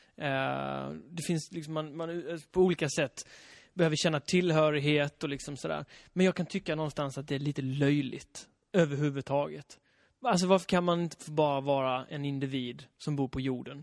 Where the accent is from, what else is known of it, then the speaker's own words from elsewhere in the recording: Halland County, Sweden; jag är uppvuxen i Halland också